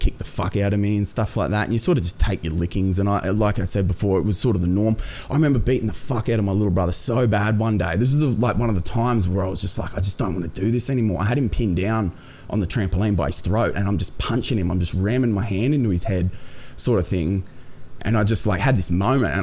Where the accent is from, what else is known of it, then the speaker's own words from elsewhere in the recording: Wollongong, New South Wales, Australia; also born or lived in Coffs Harbour; I grew up personally, like, in the south of Sydney, in Wollongong sort of area